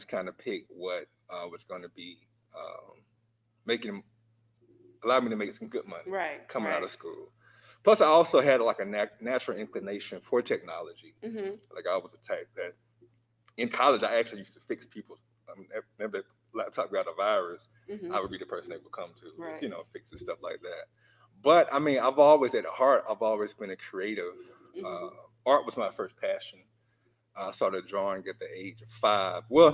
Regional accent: Newnan, Georgia, United States; moved away as an adult; now in Atlanta, United States; I'm originally from Noonan, Georgia. Georgia boy to the bone, to the core, you know. been in Atlanta since 06, came up here for school

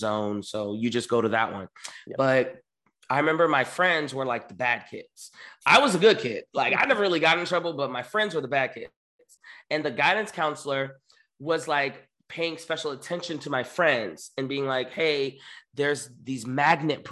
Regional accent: Miami, Florida, United States; also born or lived in New York; now in Los Angeles, United States; I grew up in Miami, born and raised

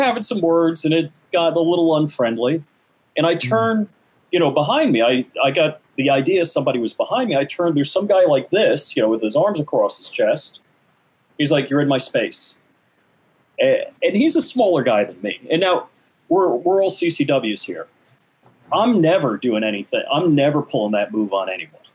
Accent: New York, United States; we grew up in New York together

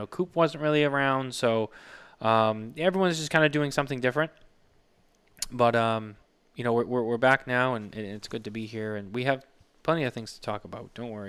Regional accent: Massachusetts, United States; moved away; I live in the Granite State. You live in the silver state. So I came from the Bay State.

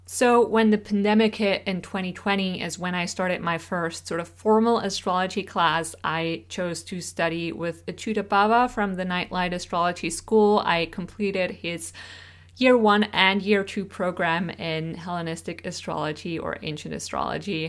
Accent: Switzerland; first language Swiss German; English is a second language; English is not my first language. I grew up speaking Swiss German, which is a dialect of German spoken in Switzerland

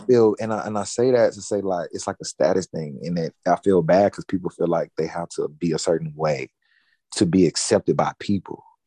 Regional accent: Nashville, Tennessee, United States; born or raised there

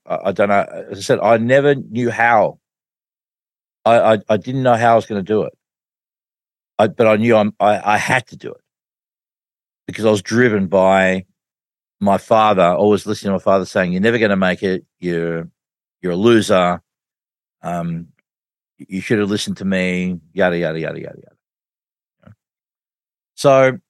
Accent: Australia; I'm from Australia

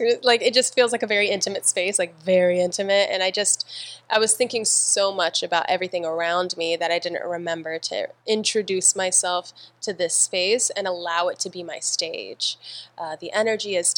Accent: San Diego, California, United States; I'm from San Diego, California, born and raised, never left

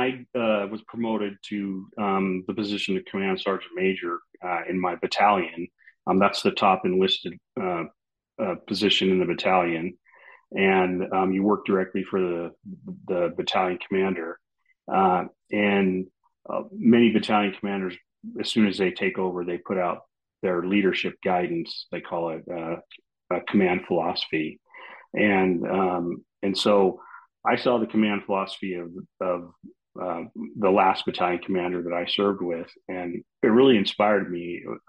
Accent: Oregon, United States; I wanted to write about what I was like when I was younger, growing up in Oregon, that whole thing.

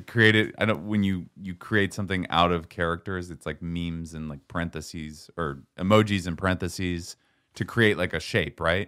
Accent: Seattle, Washington, United States; moved away; I'm from Seattle. We had alleys.

